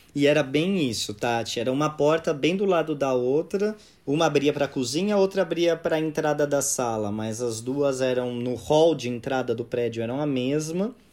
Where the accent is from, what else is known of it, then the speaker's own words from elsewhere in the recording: São Paulo, Brazil; nasci e cresci em São Paulo